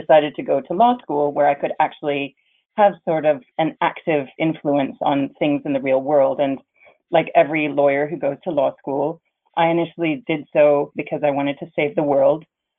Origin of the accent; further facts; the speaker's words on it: Germany; also born or lived in Netherlands / France / Canada; I was born in the Netherlands and grew up in France and Germany, and I graduated from school in Germany. I went to an international school. And when I graduated school, I moved to Canada, which is one of my home countries.